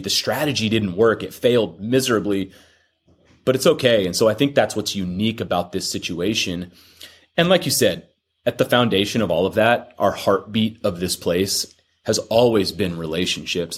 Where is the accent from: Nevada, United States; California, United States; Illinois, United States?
California, United States; Fullerton; now in Corona, United States; I'm a Orange County kid, born and raised out in Fullerton